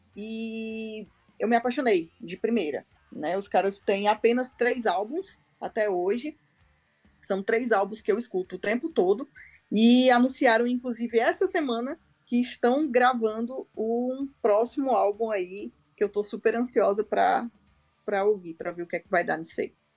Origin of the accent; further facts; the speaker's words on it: Ceará, Brazil; eu sou do Ceará